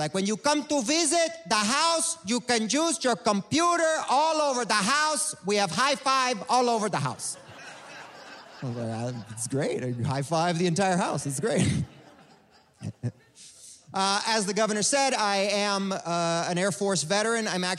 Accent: Cuba; born there; I was born in Cuba.

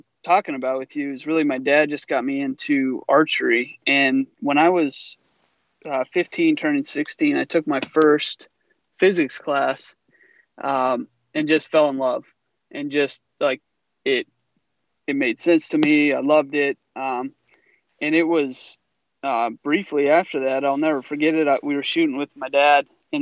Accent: Pennsylvania, United States; moved away as an adult; now in Midwest, United States; I'm from Pennsylvania originally, so we grew up Pennsylvania mountain hunting

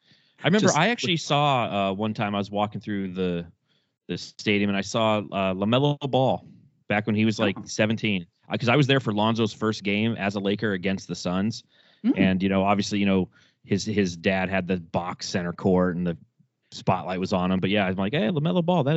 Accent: Southern California, United States; I grew up in Southern California, man.

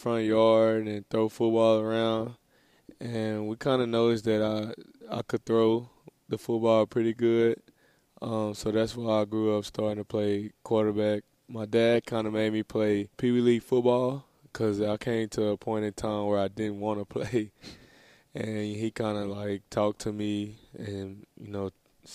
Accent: Dallas, Texas, United States; moved away as an adult; now in Florida, United States; I grew up in Dallas, Texas.

